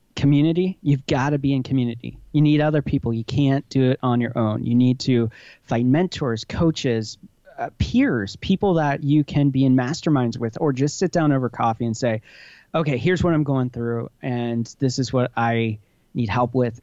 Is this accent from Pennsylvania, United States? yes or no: yes; Hershey, Pennsylvania, United States; moved away; I grew up right outside of Hershey, Pennsylvania